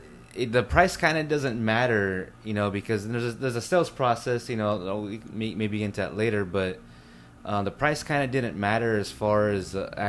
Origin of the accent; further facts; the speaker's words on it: Upland, California, United States; born there; Yeah, I was born in Upland, California originally, and okay. Kind of moved all over the place.